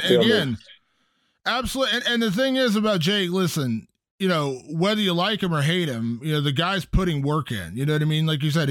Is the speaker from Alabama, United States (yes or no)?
no; Ohio, United States; you and I come from a very similar background growing up in Ohio